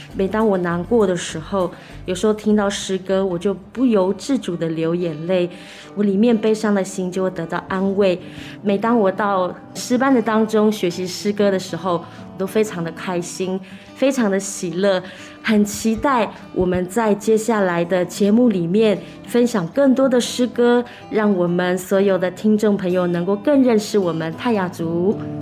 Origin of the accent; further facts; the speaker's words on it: Taiwan; 我是从小在都市成长的原住民